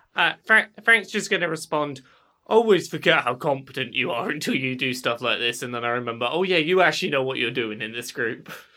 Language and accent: English; England, United Kingdom; I'm English